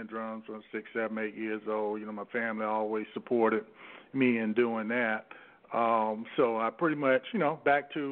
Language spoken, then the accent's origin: English; St. Petersburg, Florida, United States; I grew up in Florida. I'm from St. Petersburg, Florida.